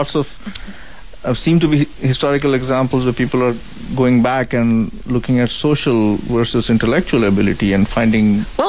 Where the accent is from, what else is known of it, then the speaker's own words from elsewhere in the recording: India; now in United States; I grew up in India